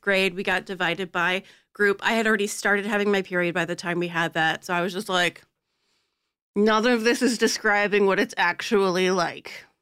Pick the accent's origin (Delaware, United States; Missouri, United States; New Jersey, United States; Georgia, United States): Delaware, United States; Born and raised in Delaware